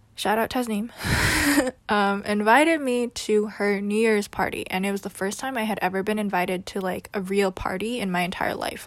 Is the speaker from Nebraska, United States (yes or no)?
no; New York City, New York, United States; also born or lived in California; I was born and raised in New York City